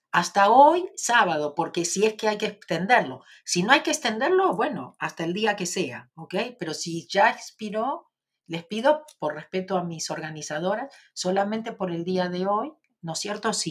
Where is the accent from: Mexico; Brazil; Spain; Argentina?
Argentina; soy de Argentina, como vos.